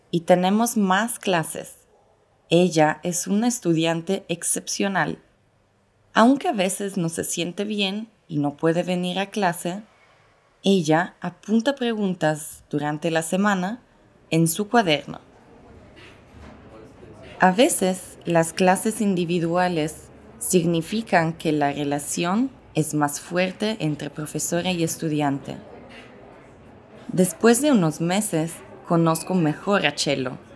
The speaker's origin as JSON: {"language": "Spanish", "country": "Italy", "first_language": "Italian", "second_language": "Spanish", "moved": "as an adult", "lives_now": "Mexico City, Mexico", "said": "soy italiana, pero vivo en Ciudad de México desde hace tres años."}